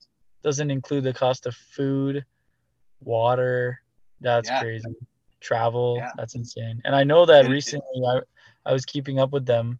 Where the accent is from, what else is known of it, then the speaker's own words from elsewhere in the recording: Canada; as a Canadian band